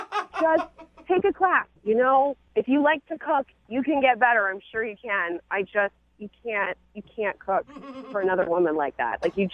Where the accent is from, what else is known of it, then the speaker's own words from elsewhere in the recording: Midwest, United States; I was brought up in the Midwest.